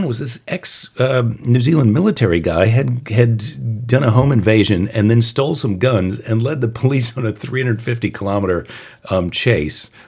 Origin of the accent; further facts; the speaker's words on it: United States; as an American